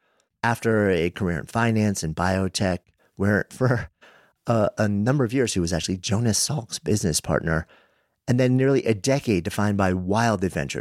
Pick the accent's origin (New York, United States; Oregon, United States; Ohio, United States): New York, United States; Long Island; We're both Long Island boys of a pretty similar age. You grew up in Smithtown, I think. I grew up in Long Island.